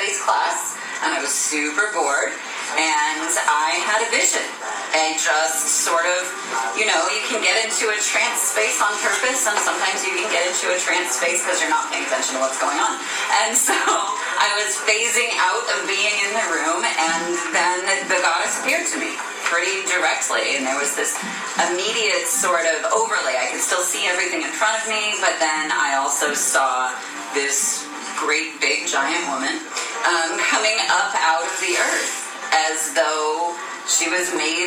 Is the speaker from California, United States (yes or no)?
no; St. Louis, Missouri, United States; I grew up in St. Louis, in the suburbs of St. Louis, Missouri.